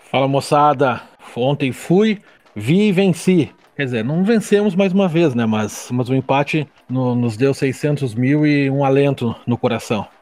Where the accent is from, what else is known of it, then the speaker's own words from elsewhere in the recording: Pelotas, Rio Grande do Sul, Brazil; now in Joinville, Brazil; eu tô longe de Pelotas, eh, saí de Pelotas há 17, 18 anos já